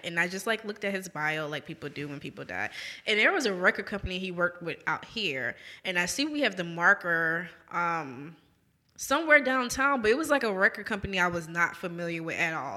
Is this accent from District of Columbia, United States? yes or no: no; New Orleans, Louisiana, United States; moved away as an adult; now in Jackson, United States; growing up in New Orleans, we're very heavy on our, like, own local history